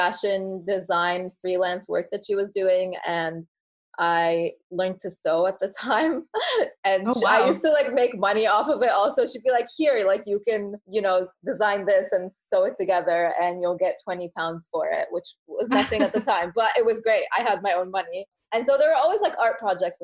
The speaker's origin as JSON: {"language": "English", "country": "Egypt", "tie": "born or raised there", "said": "I was born in Egypt to Egyptian parents"}